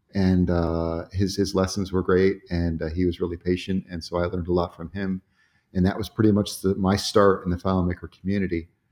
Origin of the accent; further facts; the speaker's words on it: Sarasota, Florida, United States; moved away as an adult; also born or lived in Atlanta, Georgia; now in Roswell, United States; I grew up in Sarasota, Florida